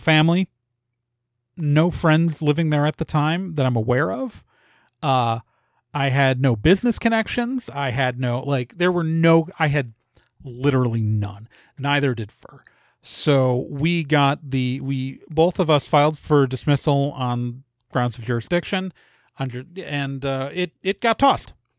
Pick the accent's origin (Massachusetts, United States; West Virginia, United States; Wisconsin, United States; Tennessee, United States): Wisconsin, United States; Milwaukee; moved away; also born or lived in Chicago area, Illinois / Indiana; I grew up in Milwaukee mostly, but my parents are both from Illinois